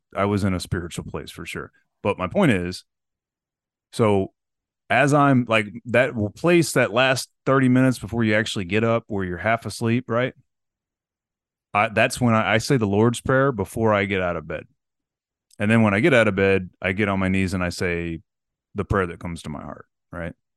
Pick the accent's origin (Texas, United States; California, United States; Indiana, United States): Texas, United States; Corpus Christi; I grew up in Corpus